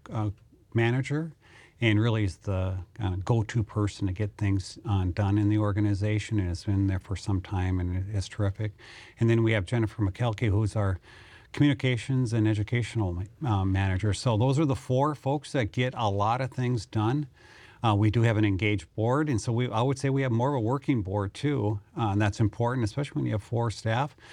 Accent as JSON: {"language": "English", "town": "Mandan", "region": "North Dakota", "country": "United States", "tie": "born or raised there", "also_born_or_lived": "Grand Forks, North Dakota", "said": "I'm a proud North Dakotan. I grew up in Mandan, North Dakota, so I'm proud Mandanite"}